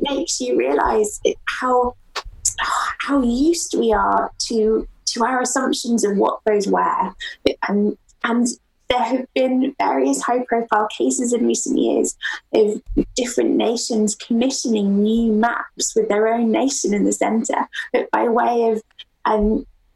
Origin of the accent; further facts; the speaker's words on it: Durham, North East England, United Kingdom; my hometown, Durham